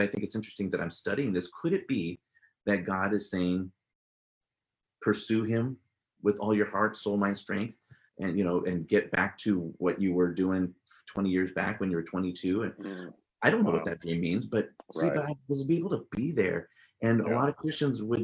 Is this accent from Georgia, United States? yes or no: no; San Jose, California, United States; first language English; moved away as an adult; now in Forest Grove, United States; I grew up in San Jose, California, born and raised there. Spent most of my life there. I've only been up here in Oregon for 20 years now.